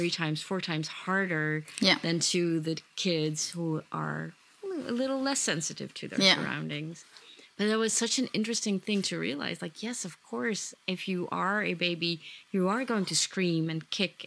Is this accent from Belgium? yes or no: no; Netherlands; Even though I grew up in the Netherlands, all my roots are back in Indonesia